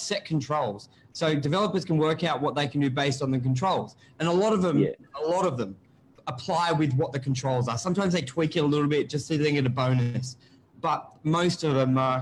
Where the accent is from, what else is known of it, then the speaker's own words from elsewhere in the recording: Sydney, New South Wales, Australia; when I grew up on Northern Beaches